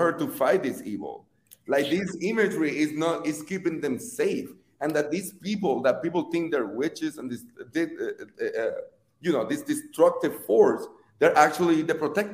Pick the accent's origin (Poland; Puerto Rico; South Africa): Puerto Rico; moved away as an adult; now in United States; I'm not first generation, I'm the immigrant. I was born and raised in Puerto Rico